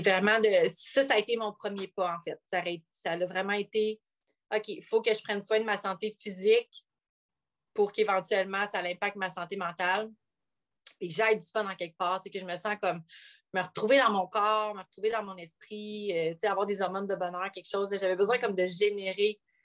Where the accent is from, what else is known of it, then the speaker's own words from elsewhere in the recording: North Shore of Montreal, Quebec, Canada; now in Bromont, Canada; je viens de la nord de Montréal. Euh, j'ai grandi là pendant 25 ans à Pantigny